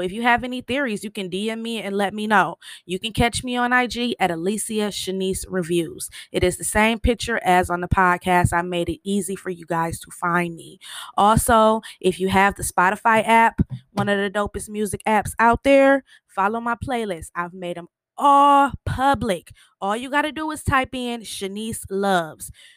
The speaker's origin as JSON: {"language": "English", "region": "Michigan", "country": "United States", "said": "I'm from Michigan"}